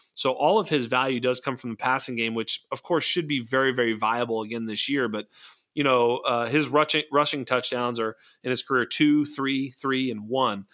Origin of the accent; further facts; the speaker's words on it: Boston, Massachusetts, United States; I'm from Boston